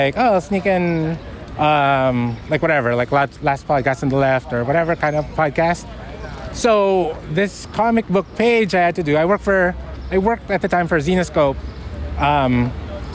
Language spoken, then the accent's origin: English; Philippines; I'm from the Philippines